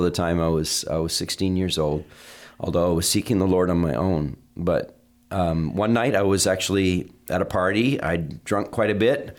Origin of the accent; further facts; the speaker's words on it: Vermont, United States; I was raised in Vermont